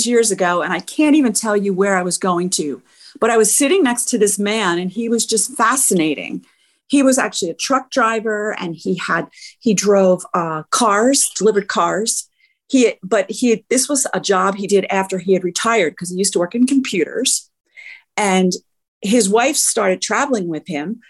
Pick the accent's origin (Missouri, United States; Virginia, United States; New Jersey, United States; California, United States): New Jersey, United States; I am from New Jersey